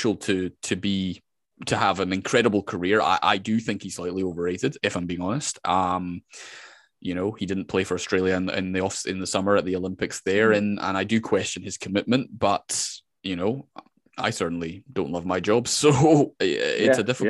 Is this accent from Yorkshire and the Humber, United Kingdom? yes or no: no; Scotland, United Kingdom; I am from Scotland.